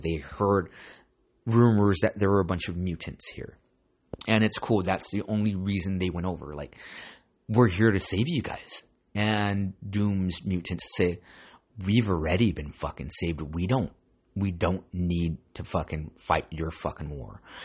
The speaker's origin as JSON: {"language": "English", "town": "Santa Ana", "region": "California", "country": "United States", "tie": "born or raised there", "said": "I grew up in San Ana, so you gotta be street smart."}